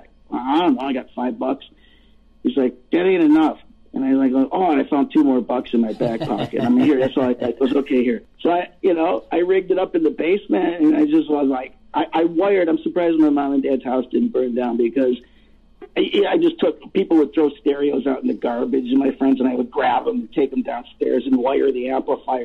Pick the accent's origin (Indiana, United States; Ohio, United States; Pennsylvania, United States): Ohio, United States; Cleveland; I grew up in Cleveland, Ohio in the 70s